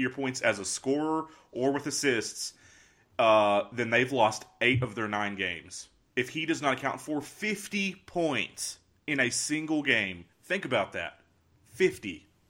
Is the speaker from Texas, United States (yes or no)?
yes; Pampa, Texas, United States; I'm a guy from Pampa